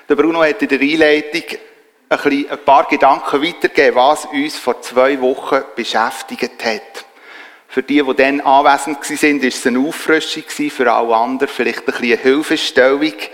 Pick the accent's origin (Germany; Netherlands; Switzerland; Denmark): Switzerland; Und ich als Schweizer und vor allem auch als Harmonietyp